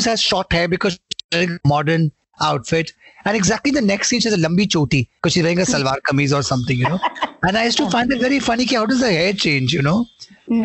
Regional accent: Mumbai, Maharashtra, India; I was born in Mumbai. We at the age of, we lived in Santa Cruz. I shifted to Bandra around Union Park, Pali Hill at the age of 5. And till now, I'm around that in that area

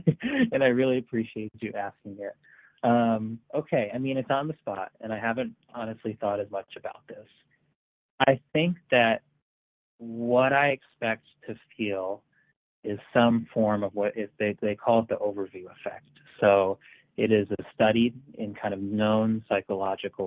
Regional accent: Marlborough, Connecticut, United States; Marlborough, my hometown

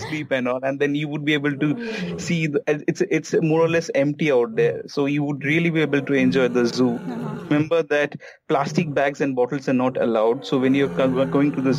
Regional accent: Kolkata, West Bengal, India; I'm from Calcutta

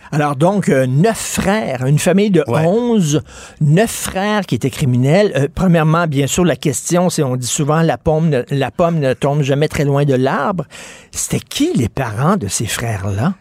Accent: Montreal, Quebec, Canada; J'ai grandi à Verdun dans les années 70

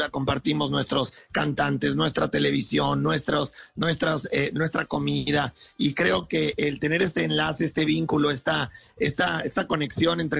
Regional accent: Mexico; born there; yo soy mexicano de nacimiento, pero colombiano de corazón.

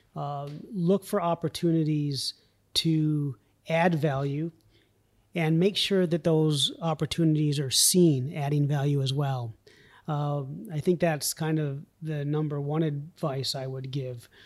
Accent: Vermont, United States; born or raised there; also born or lived in New York City

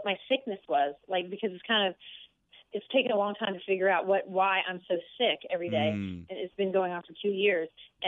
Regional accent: Bowie, Maryland, United States; I grew up in Bowie, Maryland

